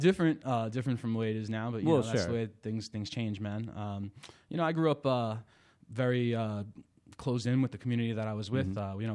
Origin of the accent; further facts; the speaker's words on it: New York City, New York, United States; also born or lived in Bensonhurst, Brooklyn; I grew up on McDonald Avenue, man.